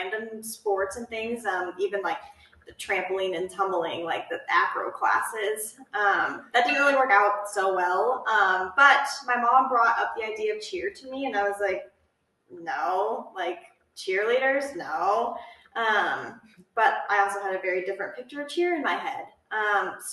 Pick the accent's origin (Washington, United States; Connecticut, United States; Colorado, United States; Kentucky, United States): Colorado, United States; Golden; also born or lived in Fort Collins, Colorado; I grew up in Golden, Colorado, so only like an hour away from Fort Collins, where we are now